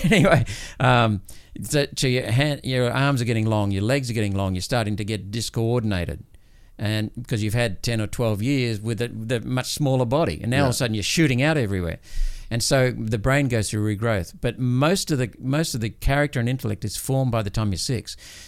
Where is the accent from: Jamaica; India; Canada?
India; born there; I was born in India when my parents were stationed over there.